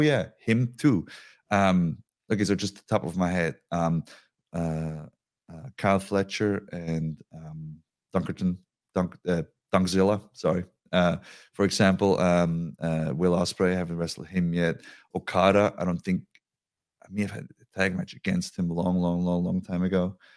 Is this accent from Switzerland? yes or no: yes; Switzerland; moved away